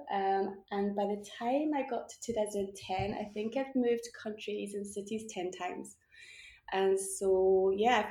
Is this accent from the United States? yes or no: no; Glasgow, Scotland, United Kingdom; moved away as an adult; also born or lived in Malaga / Caracas / Palma de Mallorca; back to Glasgow, realized that I couldn't live in my hometown anymore